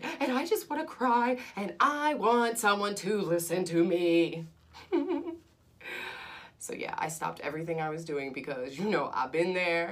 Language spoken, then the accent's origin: English; United States; I'm American